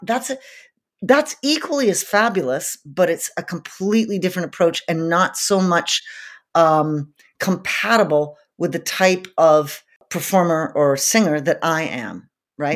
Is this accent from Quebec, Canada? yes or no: yes; Montreal, Quebec, Canada; I grew up in Montreal, Canada